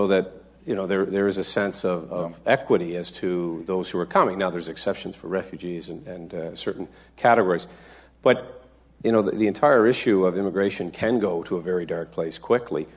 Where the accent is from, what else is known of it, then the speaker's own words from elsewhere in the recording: East Coast, Atlantic Canada, Canada; I'm from the East Coast, where we also feel a degree of alienation